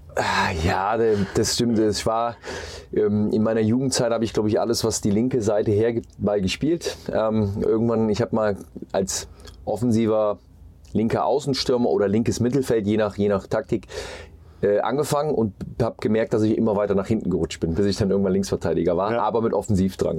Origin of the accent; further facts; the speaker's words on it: Mönchengladbach, North Rhine-Westphalia, Germany; moved away as an adult; also born or lived in Munich / Hamburg; Ich bin in Mönchengladbach geboren, in einem kleinen Ort, ähm, habe dort im Dorfverein gespielt bei uns